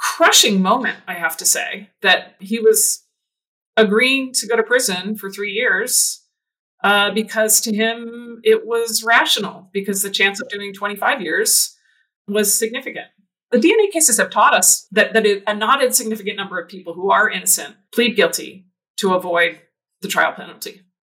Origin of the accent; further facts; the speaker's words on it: New Jersey, United States; moved away; also born or lived in Michigan; I grew up in New Jersey.